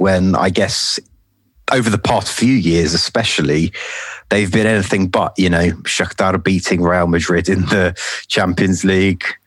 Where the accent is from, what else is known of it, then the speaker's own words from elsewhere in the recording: London, United Kingdom; I'm from London, as uh, you probably tell from my accent. Um, been born, born and bred here